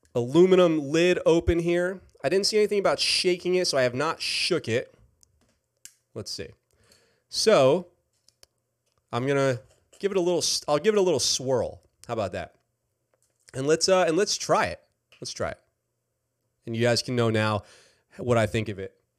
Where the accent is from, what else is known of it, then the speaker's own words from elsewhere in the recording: New York, United States; I am from New York